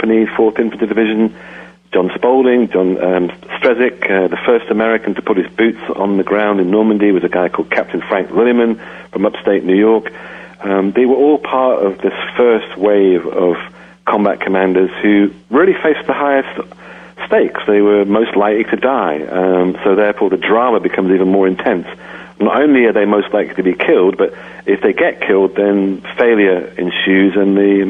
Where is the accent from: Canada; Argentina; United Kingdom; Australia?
United Kingdom; England; moved away as an adult; now in United States; I grew up in England. I left when I was 28. I've lived in the U.S. for 25 years